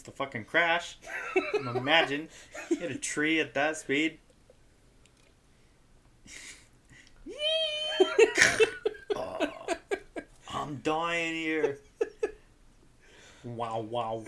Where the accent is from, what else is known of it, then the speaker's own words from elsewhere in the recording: West Virginia, United States; I'm from West Virginia